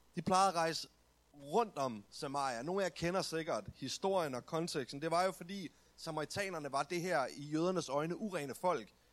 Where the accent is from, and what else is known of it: Denmark